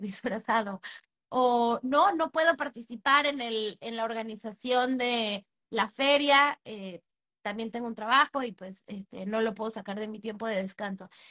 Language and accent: Spanish; Mexico; moved away as an adult; now in Panama